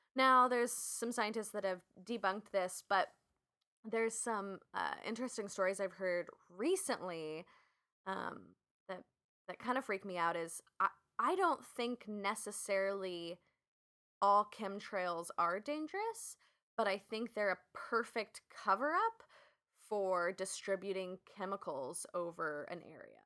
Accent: West Coast, United States; I'm from the West Coast

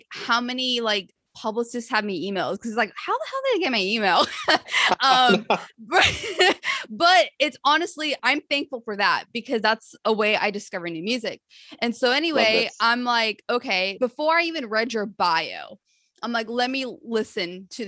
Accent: California, United States; I'm from California

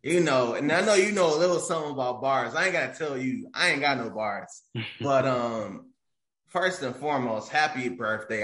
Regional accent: Detroit, Michigan, United States; also born or lived in Farmington, Michigan; I grew up near East Warren

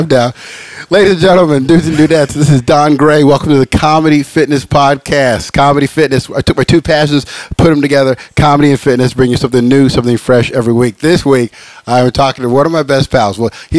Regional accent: Los Angeles, California, United States; moved away; it's LA, where I'm from, California

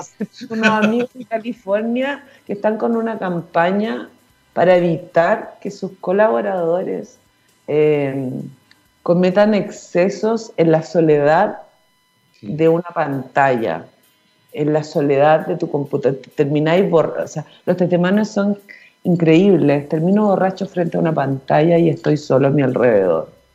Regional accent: Chile

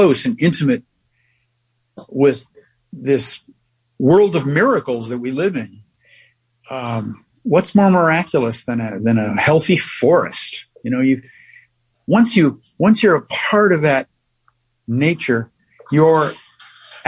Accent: New York, United States; being a New Yorker

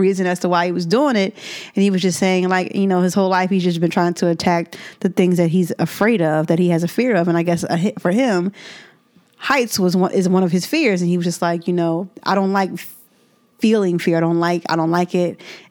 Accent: Philadelphia, Pennsylvania, United States; This dude is from my hometown.

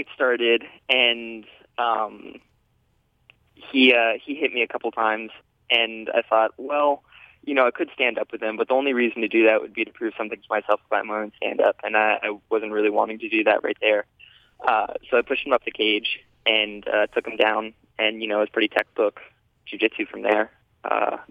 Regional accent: Shelby, North Carolina, United States; also born or lived in Chapel Hill, North Carolina; I'm from Shelby, North Carolina, which is a little bit outside of Charlotte.

